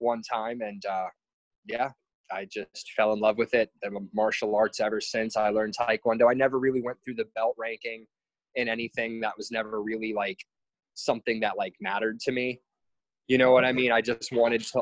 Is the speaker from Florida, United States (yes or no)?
yes; New Port Richey, Florida, United States; moved away as an adult; now in Hawaii, United States; I'm originally from the Tampa area, from a little town called Newport Richey. It's in Pasco County